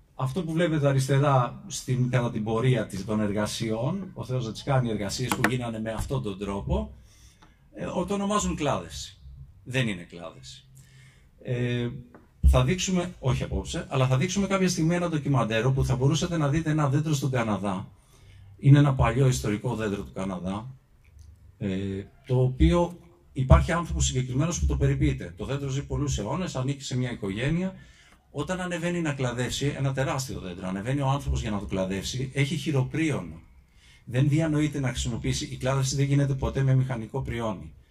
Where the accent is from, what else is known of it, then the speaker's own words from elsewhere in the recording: Kymi, Central Greece, Greece; εγώ είμαι από την Κίμη